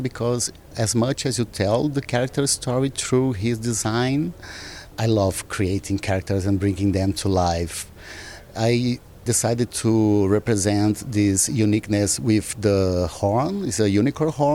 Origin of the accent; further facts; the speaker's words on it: Brazil; I'm from Brazil